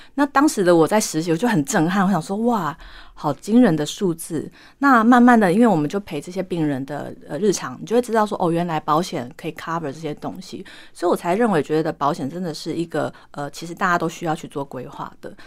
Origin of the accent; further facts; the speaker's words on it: southern Taiwan, Taiwan; moved away as an adult; now in Taipei, Taiwan; 我是土生土长的南部小孩嘉义人